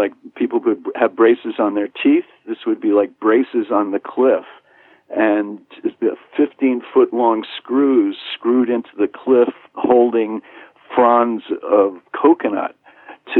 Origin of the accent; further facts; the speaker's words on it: New York, United States; moved away as an adult; now in Martha's Vineyard, United States; I'm a New Yorker